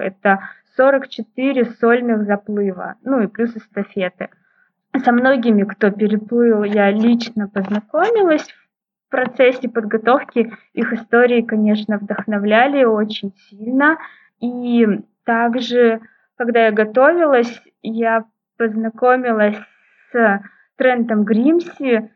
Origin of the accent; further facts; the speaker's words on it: Novokuznetsk, Kemerovo Oblast, Russia; now in Novosibirsk, Russia; Вообще я родом из Сибири, из Новокузнецка, это город в Кемеровской области.